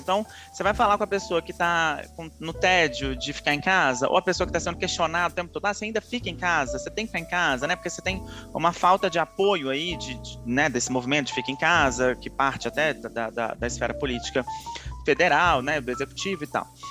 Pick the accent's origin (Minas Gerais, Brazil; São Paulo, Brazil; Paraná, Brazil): Minas Gerais, Brazil; eu sou mineiro falo muito trem